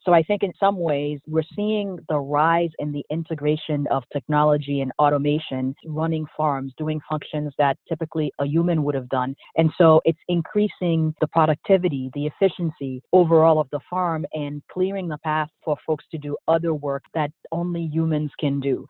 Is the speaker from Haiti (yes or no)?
yes; Port-au-Prince, Ouest, Haiti; also born or lived in Boston, United States; now in United States; So I'm originally from Haiti, grew up in Port-au-Prince, and spent the 12 years after we moved to the U.S. living in Boston